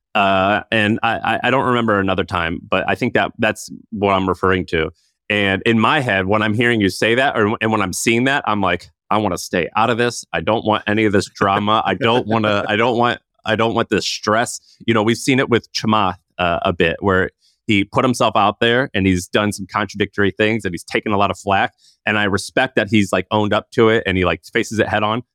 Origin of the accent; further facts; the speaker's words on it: St. Louis, Missouri, United States; I'm from Saint Louis